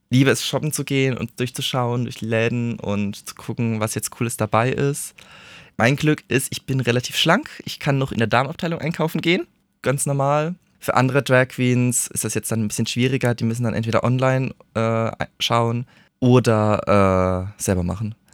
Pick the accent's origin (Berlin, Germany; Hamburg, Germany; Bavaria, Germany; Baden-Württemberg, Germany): Bavaria, Germany; Würzburg; Ja, also ich komme aus Würzburg, ich habe da meine kleine links-grün versiffte Bubble, muss ich sagen.